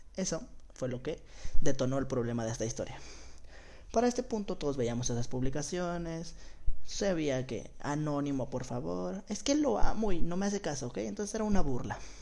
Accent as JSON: {"language": "Spanish", "town": "Guadalajara", "region": "Jalisco", "country": "Mexico", "said": "Tengo 17 años, soy de Guadalajara, Jalisco"}